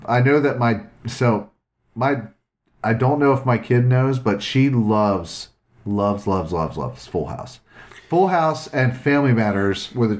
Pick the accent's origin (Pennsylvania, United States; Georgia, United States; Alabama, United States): Pennsylvania, United States; Philadelphia; moved away; I'm from Philly originally. I was born there.